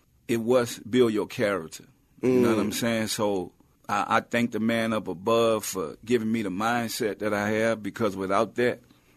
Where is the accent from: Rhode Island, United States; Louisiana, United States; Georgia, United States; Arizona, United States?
Louisiana, United States; New Orleans; I'm from New Orleans.